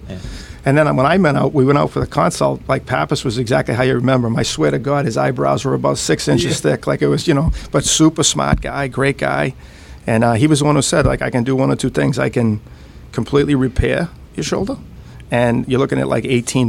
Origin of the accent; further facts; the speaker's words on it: Woburn, Massachusetts, United States; I grew up in Woburn, which is about 10 miles up 93 from Boston.